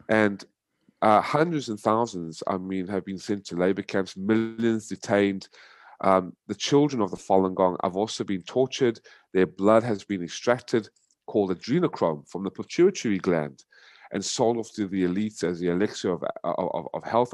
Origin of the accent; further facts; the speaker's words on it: United States; moved away as an adult; also born or lived in South Africa; now in Vietnam; raised in America for twenty-five years